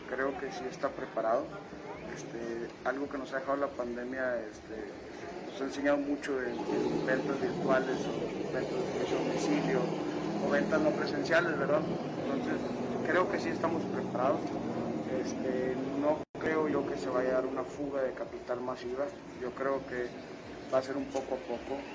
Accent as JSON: {"language": "Spanish", "country": "Mexico", "said": "como mexicanos y como nos hemos fortalecido aquí localmente"}